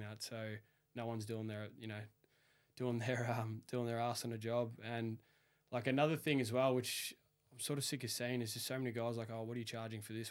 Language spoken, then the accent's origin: English; Melbourne, Victoria, Australia; the first builder asked where I was from, and I said Melbourne